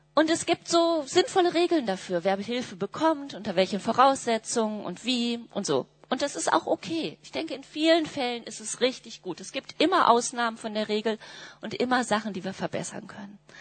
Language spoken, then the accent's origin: German; Germany; wir Deutschen haben auch so unsere besondere Geschichte damit